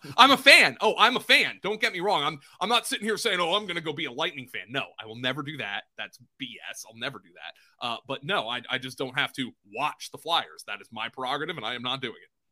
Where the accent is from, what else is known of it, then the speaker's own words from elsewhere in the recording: Pennsylvania, United States; I grew up in Pennsylvania, but right across the bridge from New Jersey